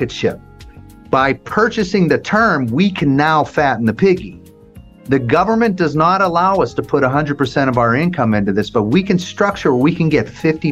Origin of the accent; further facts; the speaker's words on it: Las Vegas, Nevada, United States; I'm from Vegas